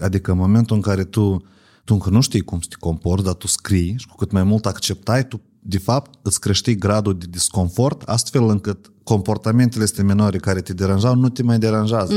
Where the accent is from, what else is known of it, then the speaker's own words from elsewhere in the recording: Ocnița, Ocnița District, Moldova; eu sunt din Ocniță